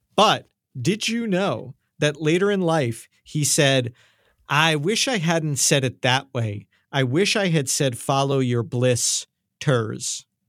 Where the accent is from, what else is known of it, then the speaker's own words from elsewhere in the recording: New York, United States; accent: New York; My accent came out there.